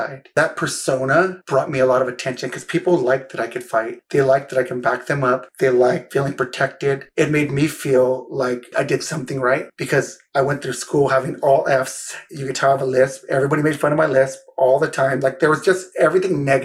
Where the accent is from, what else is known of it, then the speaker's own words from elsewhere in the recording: San Jose, California, United States; I'm from the heart of Silicon Valley, San Jose, right? Eastside San Jose, it's different